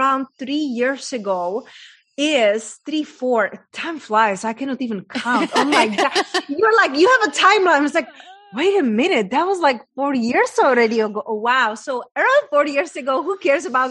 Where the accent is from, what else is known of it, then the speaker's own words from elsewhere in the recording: Czechia; English is a second language; moved away; I was raised in a very small town in Czech Republic, hence that's my accent from